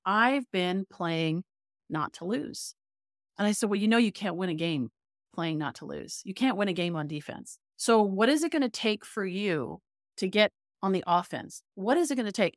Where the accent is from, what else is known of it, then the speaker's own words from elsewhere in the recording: Toronto, Ontario, Canada; moved away; I'm from Toronto